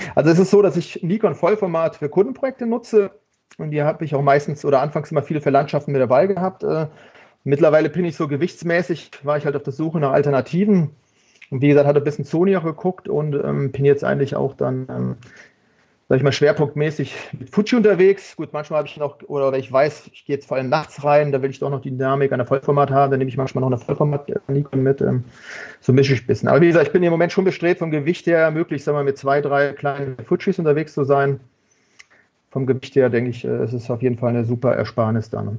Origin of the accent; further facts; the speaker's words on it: Germany; ich bin zwar hier in Deutschland geboren